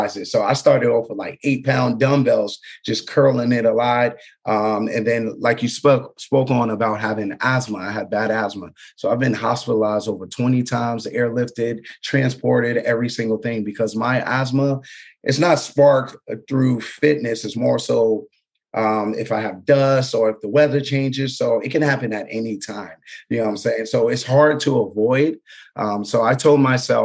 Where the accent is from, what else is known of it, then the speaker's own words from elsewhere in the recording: Mount Vernon, New York, United States; I come from Mount Vernon, New York, hometown of Denzel Washington. All right. But where I'm from and the way I grew up, you didn't really have much of any resources